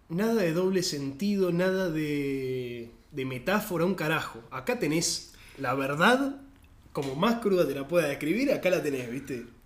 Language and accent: Spanish; Venezuela; Cero, yo soy venezolano, ¿viste? O sea, consciente de, dónde viene y todo, pero no tan territorial